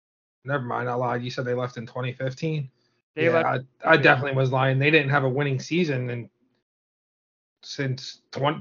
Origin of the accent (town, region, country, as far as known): Baltimore, Maryland, United States; born or raised there